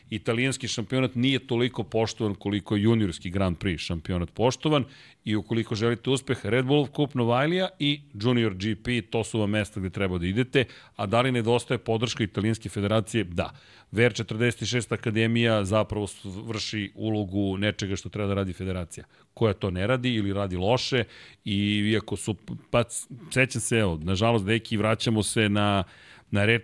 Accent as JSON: {"language": "Croatian", "region": "Belgrade", "country": "Serbia", "tie": "born or raised there", "said": "pošto sam odrastao u Zemunu"}